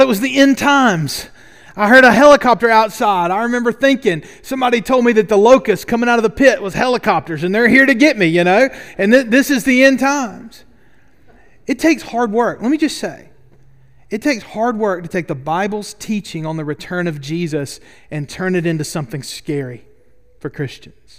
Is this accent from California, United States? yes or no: no; Double Bridges, Alabama, United States; I grew up right outside Boaz in Double Bridges, Alabama